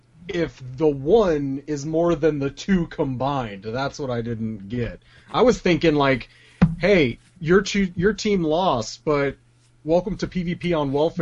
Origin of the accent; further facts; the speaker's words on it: Florida, United States; I'm from Florida.